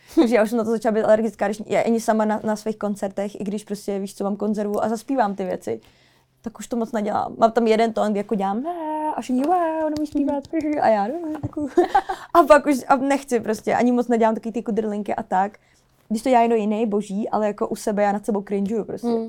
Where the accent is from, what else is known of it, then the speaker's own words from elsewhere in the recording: Czechia; tady v Česku u nás